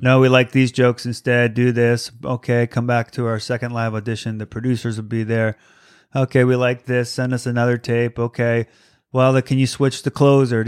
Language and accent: English; East Coast, United States; moved away as an adult; also born or lived in Virginia; now in Los Angeles, United States; I grew up on the East Coast.